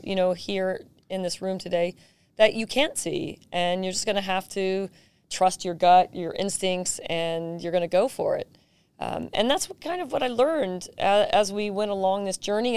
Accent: San Jose, California, United States; I was just a regular kid growing up in South San Jose

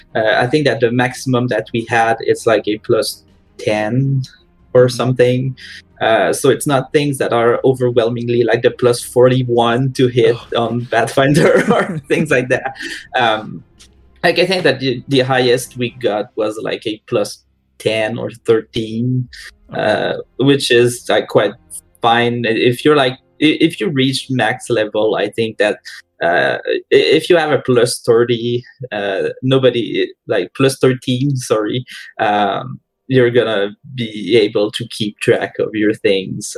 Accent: Quebec, Canada; most of us are from Quebec

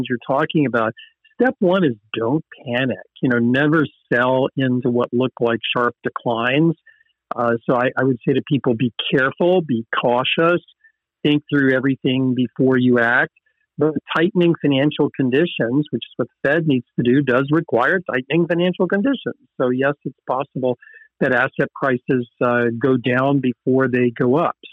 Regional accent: the South, United States; I'm from the South, and there's an expression of I'm fixing to do something

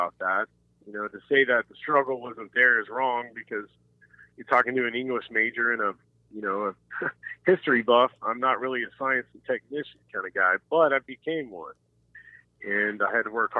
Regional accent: Jinx, Oklahoma, United States; I was raised in Jinx

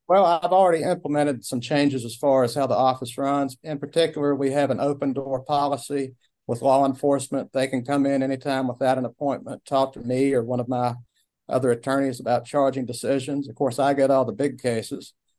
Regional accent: Abingdon, Virginia, United States; I was born and raised in Washington County

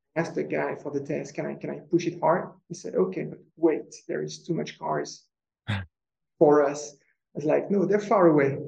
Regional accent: France; moved away; So I'm French, so I grew up in France.

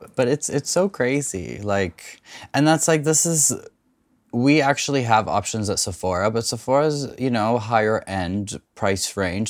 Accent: Canada; I grew up mostly in Canada

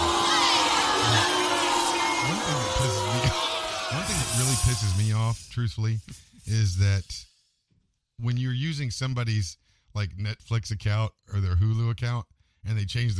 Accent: West Virginia, United States; I'm from West Virginia.

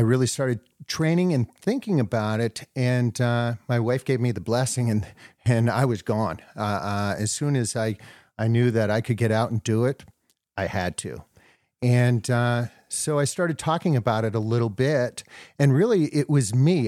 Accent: New Hampshire, United States; now in Wisconsin, United States; I'm a Wisconsinite now, but I grew up in New Hampshire hiking the whites

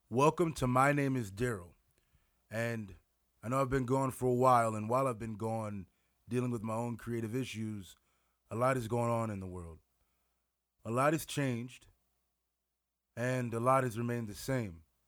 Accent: Wisconsin, United States; now in Winona, United States; I live in Winona, Minnesota. I'm from Wisconsin.

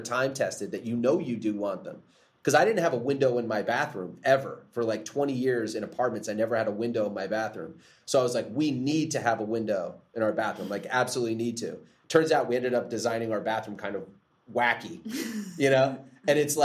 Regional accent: New Jersey, United States; now in Tennessee, United States; I grew up in New Jersey, the New Jersey, New York area.

